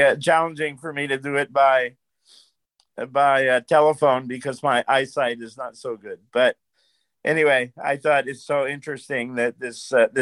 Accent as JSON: {"language": "English", "country": "United States", "tie": "born or raised there", "also_born_or_lived": "Philadelphia, Pennsylvania / New York / Brooklyn, New York", "moved": "as an adult", "lives_now": "Memphis, United States", "said": "I was raised in New York and Philadelphia Jewish"}